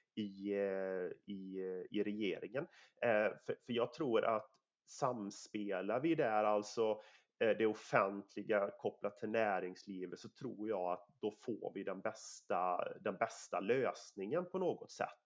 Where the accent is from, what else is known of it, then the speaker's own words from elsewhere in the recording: Sweden; mitt område där jag kommer ifrån, eh, jag har fem mil till Göteborg, alltså Nordens största hamn. jag har fyra mil ner till Varberg